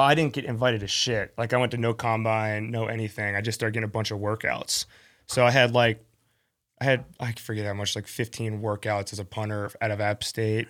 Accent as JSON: {"language": "English", "town": "Atlanta", "region": "Georgia", "country": "United States", "tie": "born or raised there", "also_born_or_lived": "West Palm Beach, Florida"}